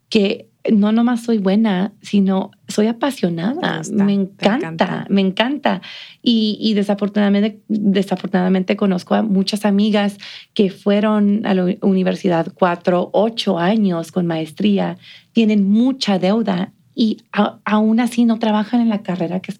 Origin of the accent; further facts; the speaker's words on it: Mexico; now in El Paso, United States; de cómo nos presentamos nosotros como mexicanos.